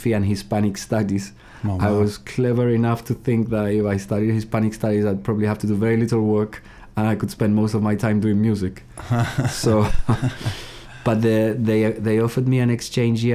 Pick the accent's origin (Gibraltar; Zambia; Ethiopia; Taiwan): Gibraltar; moved away as an adult; also born or lived in Hull, United Kingdom; I was born in Gibraltar and I lived there till I was 18.